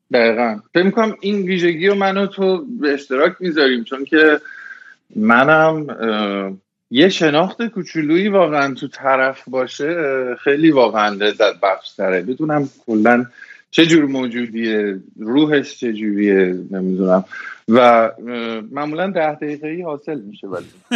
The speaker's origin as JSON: {"language": "Persian", "town": "Tehran", "region": "Tehran Province", "country": "Iran", "tie": "born or raised there", "moved": "as an adult", "lives_now": "United States", "said": "توی تهران بزرگ شدم و رفتم حالا به قول شما شریف و بعدش دیگه 23 سالگی اومدم آمریکا"}